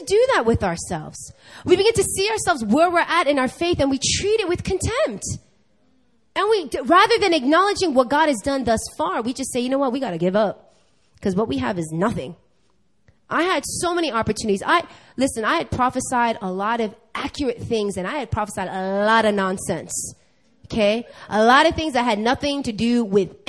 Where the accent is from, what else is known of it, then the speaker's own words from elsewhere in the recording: New York, United States; now in Korea; I'm born and raised in New York.